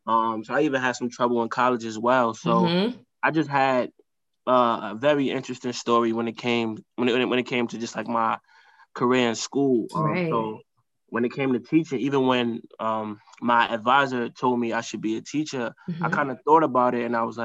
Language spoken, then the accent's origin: English; New York City, New York, United States; I'm growing up in Harlem, growing up, you know, in urban environments, growing up in the hood